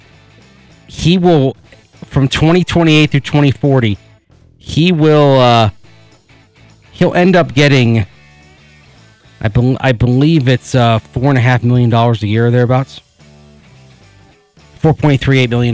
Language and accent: English; the South, United States; I'm from the South